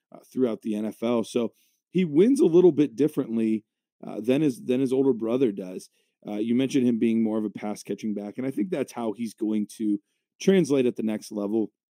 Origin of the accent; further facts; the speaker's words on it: Cleveland, Ohio, United States; my hometown team, the Cleveland Browns